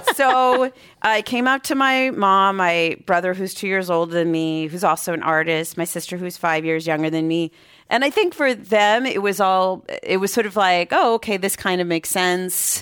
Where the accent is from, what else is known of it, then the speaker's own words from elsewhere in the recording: Boston, Massachusetts, United States; moved away as an adult; now in San Francisco, United States; I grew up in Boston, Massachusetts